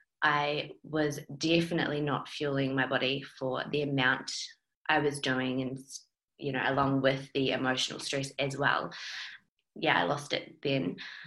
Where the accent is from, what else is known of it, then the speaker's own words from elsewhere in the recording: New Zealand; accent: mixed; now in Australia; because I'm a Kiwi. So I've been in Australia for 10 years, so I've got a bit of a mixed accent